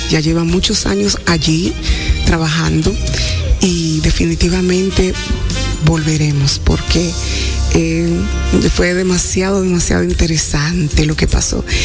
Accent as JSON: {"language": "Spanish", "country": "Dominican Republic", "said": "como mujeres dominicanas que somos"}